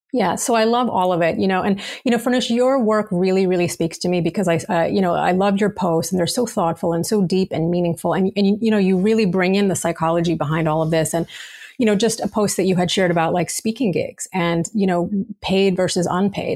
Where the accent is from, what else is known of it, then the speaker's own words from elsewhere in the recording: New York City, New York, United States; as a New Yorker